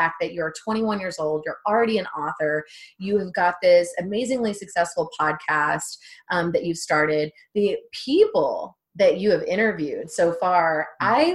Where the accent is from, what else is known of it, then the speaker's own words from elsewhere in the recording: Texas, United States; I'm from Texas, and I'm right by Mexico.